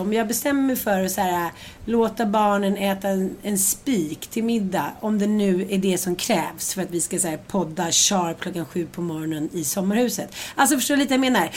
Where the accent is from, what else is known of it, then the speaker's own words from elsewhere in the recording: Sweden; för oss svenskar